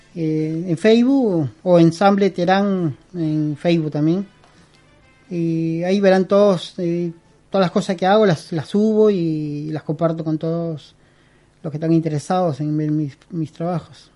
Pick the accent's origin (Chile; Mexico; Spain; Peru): Peru; moved away as an adult; also born or lived in Lima; now in Argentina; yo soy peruano, yo nací en Perú, pero yo tengo 22 años acá.